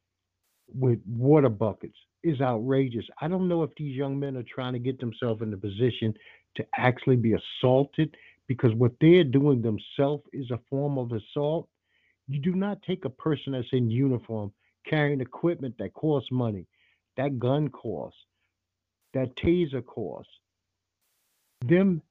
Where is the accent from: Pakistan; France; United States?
United States; Brooklyn, New York; when I was a kid growing up in Brooklyn